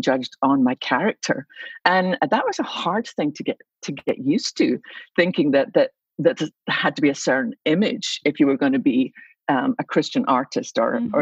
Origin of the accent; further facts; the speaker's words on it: Scotland, United Kingdom; moved away as an adult; now in Dallas, United States; you can probably tell by my accent I didn't start there. I was born in Scotland, and so I came to America when I was, I think, about 26.